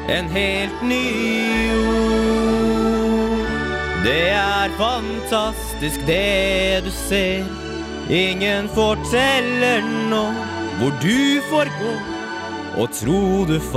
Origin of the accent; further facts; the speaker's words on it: Kolbotn, Akershus, Norway; I en stakket stund er jeg et barn i sofaen hjemme på Kolbotn